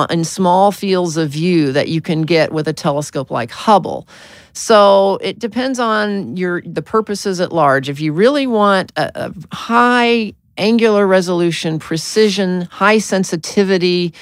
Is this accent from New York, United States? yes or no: no; Arkansas, United States; I was born in Arkansas